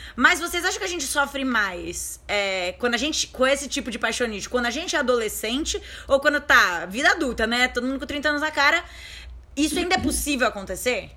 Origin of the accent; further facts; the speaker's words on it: Guarujá, São Paulo, Brazil; a gente é, a gente é do Guarujá, a gente morou no Guarujá a nossa vida inteira